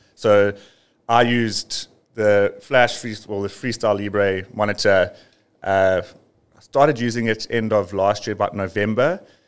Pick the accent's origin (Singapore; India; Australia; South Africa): South Africa; living and growing up near the Drakensberg